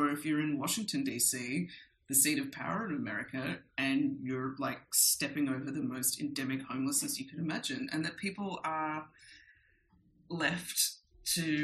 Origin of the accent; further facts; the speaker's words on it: Australia; moved away as an adult; also born or lived in New York; now in Mexico; growing up in Australia